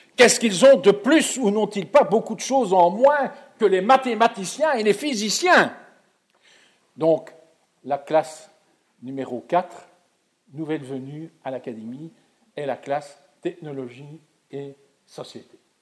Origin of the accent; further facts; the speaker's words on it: Belgium; en Belgique on est proche de la France intellectuellement, ne fût-ce que par la langue